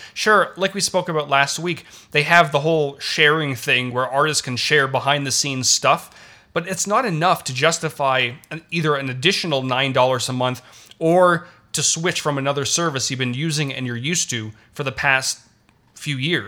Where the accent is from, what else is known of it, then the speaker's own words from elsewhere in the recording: Toronto, Ontario, Canada; I'm Canadian. I was born in Toronto. I learned French throughout, um, throughout elementary school.